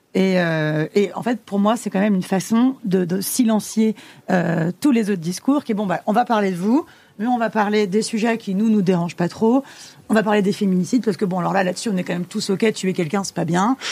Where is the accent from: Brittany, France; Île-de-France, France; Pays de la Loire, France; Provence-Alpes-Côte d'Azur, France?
Île-de-France, France; Le Blanc-Mesnil; j'ai grandi au Blanc-Ménil, en Seine-Saint-Denis